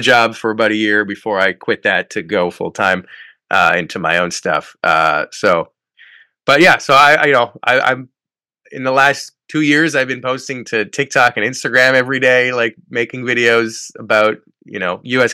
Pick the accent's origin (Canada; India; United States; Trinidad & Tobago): Canada; when I was living my life, just being a Canadian, going across the border every day into work